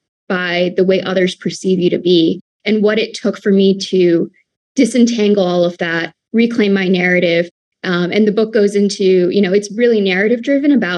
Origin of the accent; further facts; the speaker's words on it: Pennsylvania, United States; When I grew up as an Indian American woman or Indian American girl in the white suburbs of Pennsylvania